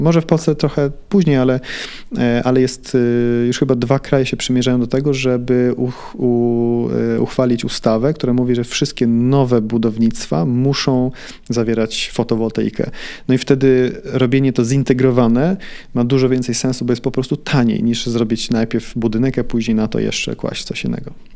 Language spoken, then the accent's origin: Polish; Sweden; moved away as an adult; also born or lived in Warsaw, Poland; now in Poland; Miałem rok, jak z Warszawy się wyprowadziliśmy do Szwecji. Ja całe życie dorastałem w Szwecji